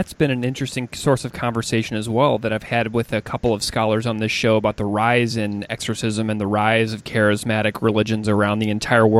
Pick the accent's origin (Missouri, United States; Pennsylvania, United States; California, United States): Missouri, United States; I know you've been to the Midwest and my home state of Missouri.